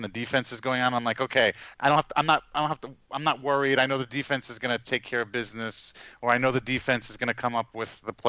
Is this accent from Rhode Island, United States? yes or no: no; New York, United States; moved away; I'm from New York